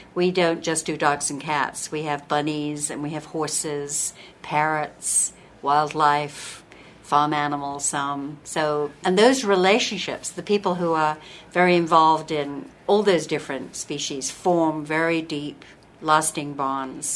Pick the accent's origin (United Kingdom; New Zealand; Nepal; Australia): United Kingdom; England; also born or lived in southern Utah; now in Utah, United States; I'm originally from England. And I came here in 1971, so it's almost 40 years ago now, and I'm an American citizen now